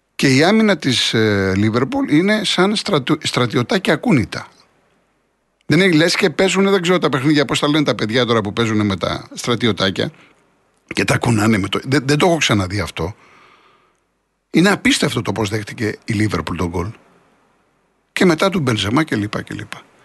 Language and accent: Greek; Greece; σαν Έλληνες